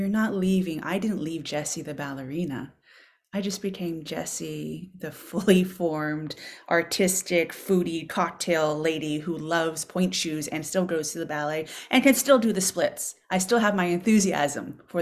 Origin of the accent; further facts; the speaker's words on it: Boston, Massachusetts, United States; moved away as an adult; now in Berkshires, United States; I was a complete city girl, born and raised in Boston, urban gal